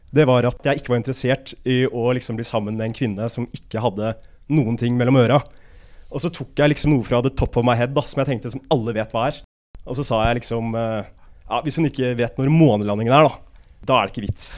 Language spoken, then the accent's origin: Norwegian; Asker, Akershus, Norway; moved away as an adult; now in Trondheim, Norway; Jeg er fra Asker, da, men om du kan kalle det en by, det er vel en landsby, tettsted